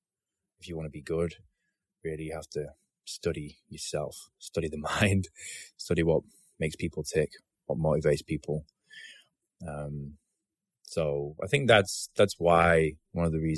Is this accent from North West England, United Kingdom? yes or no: yes; Bolton, North West England, United Kingdom; back in my hometown. Mm-hmm. Bolton